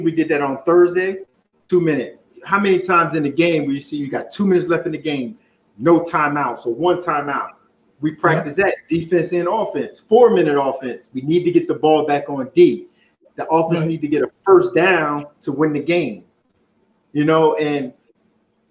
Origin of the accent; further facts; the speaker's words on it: New Jersey, United States; I grew up in Jersey